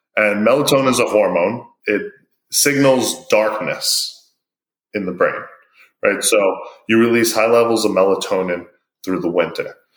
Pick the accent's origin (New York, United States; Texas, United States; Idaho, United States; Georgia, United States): New York, United States; New York City; Being from New York, I grew up in a town called Broad Channel